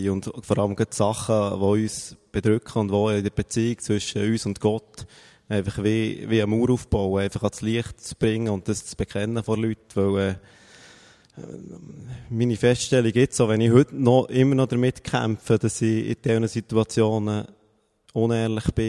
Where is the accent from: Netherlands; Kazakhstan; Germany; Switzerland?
Switzerland; Bern; sie ist irgendwo aus dem Emmental gekommen und ich komme aus Bern.